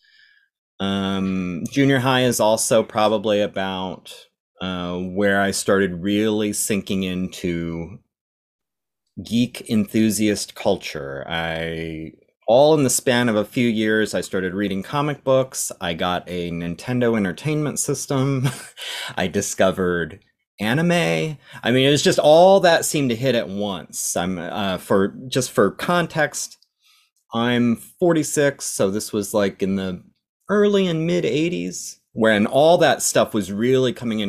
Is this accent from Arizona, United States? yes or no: yes; Phoenix, Arizona, United States; I was born and raised in Phoenix, Arizona